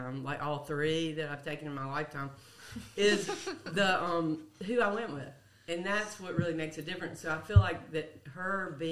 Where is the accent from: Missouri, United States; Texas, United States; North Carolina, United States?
North Carolina, United States; Greensboro; I grew up in Greensboro